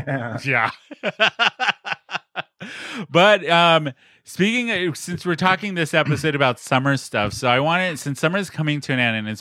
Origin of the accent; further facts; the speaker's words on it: San Diego, California, United States; I grew up here in San Diego